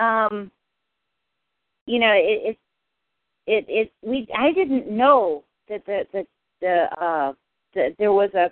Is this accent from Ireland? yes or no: no; United States; I grew up practically on the Massachusetts-New York border